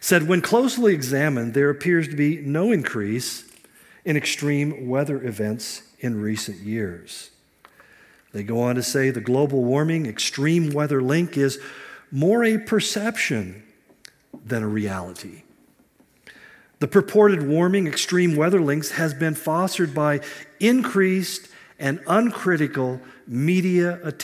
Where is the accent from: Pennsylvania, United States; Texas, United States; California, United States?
California, United States; I grew up in California